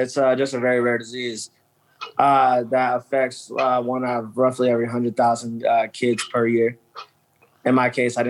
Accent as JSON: {"language": "English", "town": "Canton", "region": "Ohio", "country": "United States", "said": "That's where I'm from. I'm from Canton."}